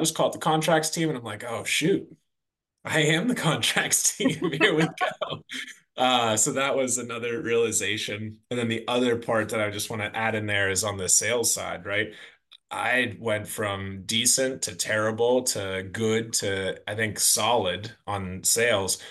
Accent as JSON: {"language": "English", "town": "Pittsburgh", "region": "Pennsylvania", "country": "United States", "tie": "born or raised there", "also_born_or_lived": "Washington, D.C.", "moved": "as an adult", "said": "I'm from the Pittsburgh area, grew up on a farm"}